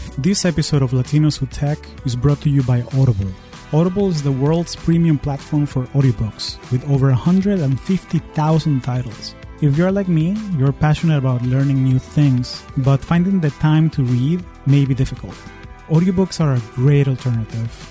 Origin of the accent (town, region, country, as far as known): Caracas, Capital District, Venezuela; moved away as an adult; now in United States